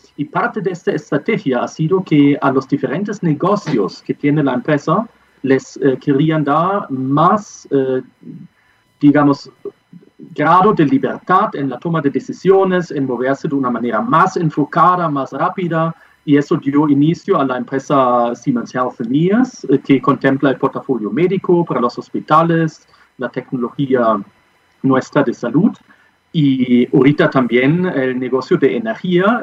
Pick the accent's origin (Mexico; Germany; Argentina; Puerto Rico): Germany; accent: German; Spanish is a second language; moved away as an adult; also born or lived in Peru / Colombia; now in Santiago, Chile; soy de origen alemán. creo que el äh, acento que tengo también lo indica